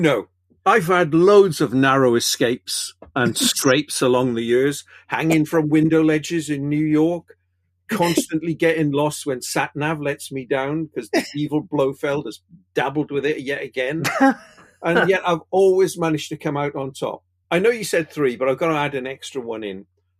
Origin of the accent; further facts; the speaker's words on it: Welsh, Wales, United Kingdom; Also, I'm Welsh